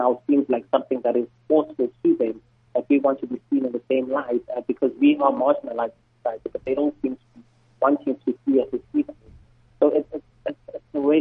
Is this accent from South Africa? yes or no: yes; Eastern Cape, South Africa; I'm there from the Eastern Cape